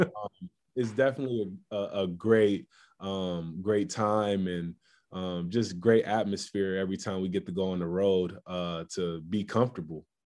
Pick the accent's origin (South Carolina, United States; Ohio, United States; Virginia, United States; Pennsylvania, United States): Ohio, United States; Columbus; moved away as an adult; now in Houston, United States; my home state